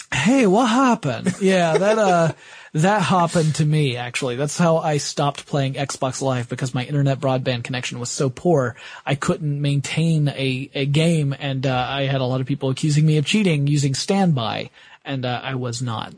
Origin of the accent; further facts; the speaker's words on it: the South, United States; I am from the South